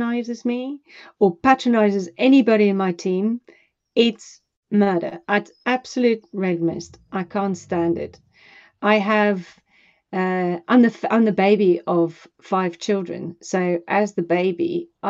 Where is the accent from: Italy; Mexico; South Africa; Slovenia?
South Africa; now in United Kingdom; I come from South Africa